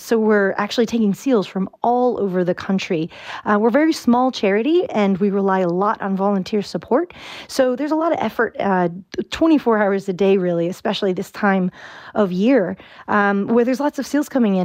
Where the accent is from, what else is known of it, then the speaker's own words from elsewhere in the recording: Virginia, United States; moved away as an adult; now in Ireland; I'm from Virginia. Uh, I've been living here for about six years, and I have not picked up an Irish accent yet